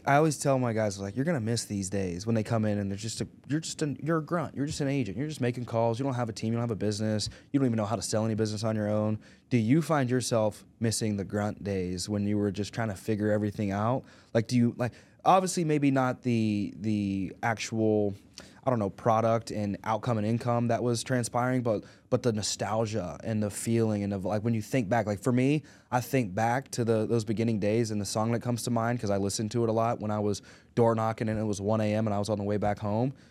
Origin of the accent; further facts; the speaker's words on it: Arkansas, United States; we're from Arkansas